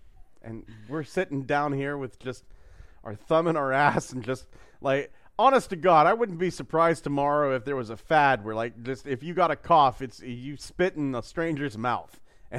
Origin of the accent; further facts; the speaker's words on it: United States; I, as an American